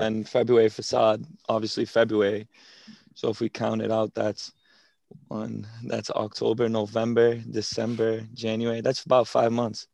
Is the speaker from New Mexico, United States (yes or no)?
no; Revere, Massachusetts, United States; your regular twenty-two-year-old from Boston, born and raised in Revere